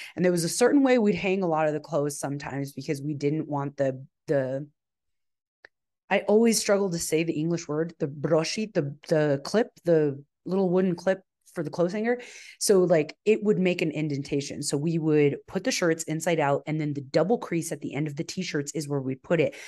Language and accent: English; El Paso, Texas, United States; I was born in El Paso, Texas